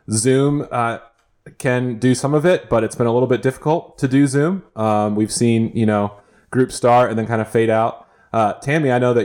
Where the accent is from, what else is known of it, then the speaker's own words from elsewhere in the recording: South Dakota, United States; moved away; Growing up in South Dakota